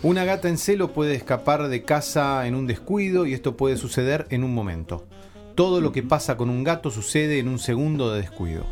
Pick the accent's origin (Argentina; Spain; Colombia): Argentina; Necochea, Buenos Aires Province; soy de Necochea, entonces en Necochea todos mis toda la gente que yo escuchaba en radio eran los que se escuchaban en AM